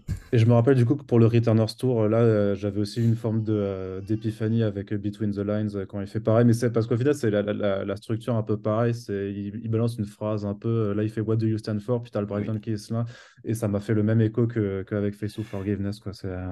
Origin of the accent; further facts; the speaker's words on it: Strasbourg, Grand Est, France; moved away; je viens de Strasbourg